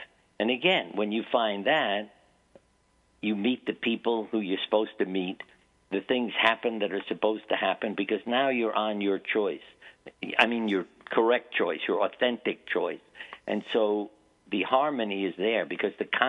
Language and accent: English; New York, United States; moved away; I grew up in New York